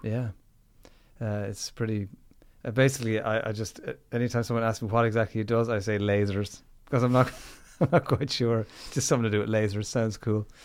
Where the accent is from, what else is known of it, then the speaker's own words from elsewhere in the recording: Limerick, Munster, Ireland; Limerick City, kid